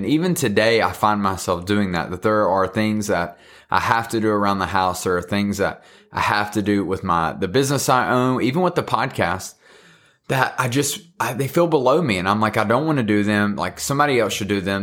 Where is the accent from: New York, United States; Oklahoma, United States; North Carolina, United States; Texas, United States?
North Carolina, United States; Thomasville; I'm from Thomasville, North Carolina